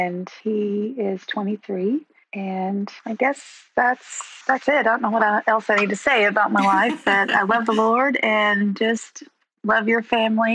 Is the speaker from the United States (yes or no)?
yes; Coweta, Oklahoma, United States; also born or lived in Ponca City, Oklahoma; I was born and raised in Eastern Oklahoma, graduated from Coweta High School